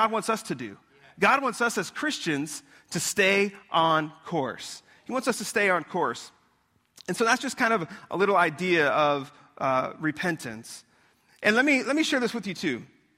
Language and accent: English; Florida, United States; also born or lived in Long Island, New York; I was born in Long Island. I moved down here in Florida when I was 10. So I feel like I'm a Floridian, not a New Yorkian, if that's a word.